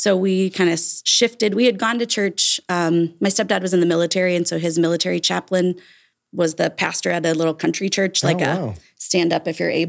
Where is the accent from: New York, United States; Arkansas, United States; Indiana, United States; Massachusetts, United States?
Indiana, United States; Vincennes; I grew up in Vincennes.